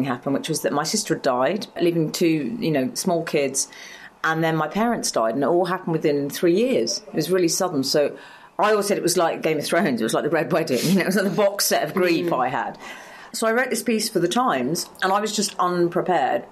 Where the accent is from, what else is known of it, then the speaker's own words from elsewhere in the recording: London, United Kingdom; I grew up in Highgate in North London